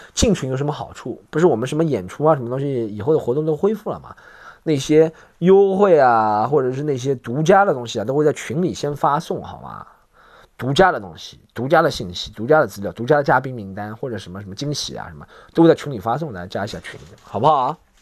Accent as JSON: {"language": "Chinese", "region": "Shanghai", "country": "China", "accent": "Shanghainese", "said": "我用上海方言"}